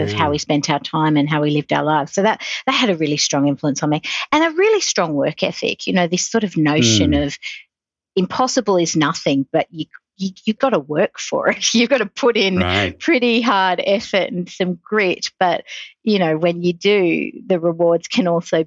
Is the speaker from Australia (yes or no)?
yes; Sydney, New South Wales, Australia; moved away as an adult; now in Singapore; I grew up in Sydney, Australia